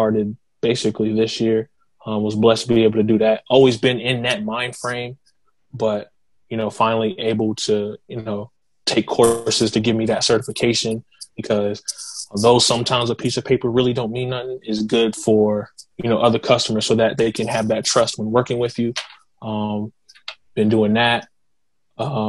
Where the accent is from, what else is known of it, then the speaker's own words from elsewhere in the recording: Kingstree, South Carolina, United States; also born or lived in Boston, Massachusetts / Florence, South Carolina; I moved to King Street when I was 4 years old, and I kind of just been in the area ever since